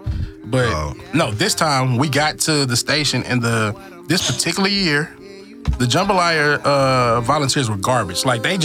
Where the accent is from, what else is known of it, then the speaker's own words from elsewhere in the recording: Houston, Texas, United States; Southwest Houston, Texas. Bob White and Don Rich Drive, bro.